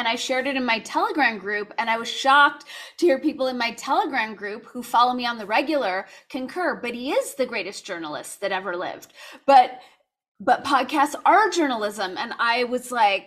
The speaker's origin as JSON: {"language": "English", "town": "Los Angeles", "region": "California", "country": "United States", "tie": "born or raised there", "said": "where I grew up in Los Angeles"}